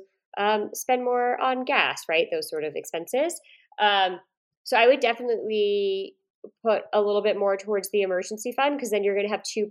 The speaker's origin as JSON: {"language": "English", "town": "Woodstock", "region": "New York", "country": "United States", "said": "I'm from upstate New York"}